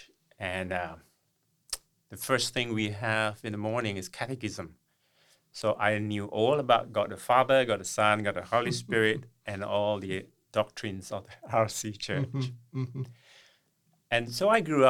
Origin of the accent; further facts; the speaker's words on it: East Malaysia, Malaysia; moved away; I'm from Malaysia, on the eastern part of Malaysia, which is on the island of Borneo.